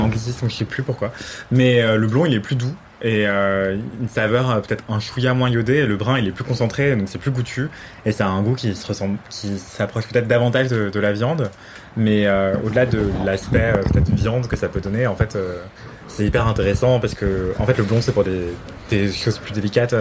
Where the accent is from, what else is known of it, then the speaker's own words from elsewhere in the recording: Martinique; je viens de Martinique